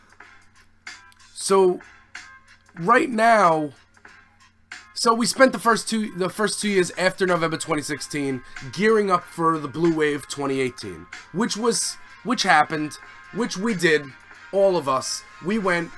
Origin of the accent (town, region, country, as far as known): United States; also born or lived in Staten Island, New York